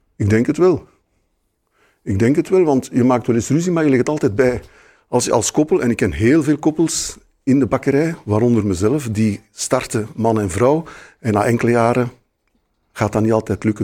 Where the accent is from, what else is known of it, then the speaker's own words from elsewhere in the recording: Brussels, Brussels-Capital Region, Belgium; ik ben in Brussel geboren, dus ik heb Brussel zien veranderen de laatste vijftig jaar zelf